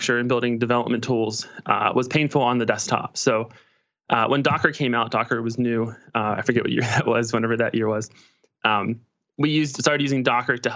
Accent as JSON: {"language": "English", "town": "Pittsburgh", "region": "Pennsylvania", "country": "United States", "said": "I'm from Pittsburgh, Pennsylvania"}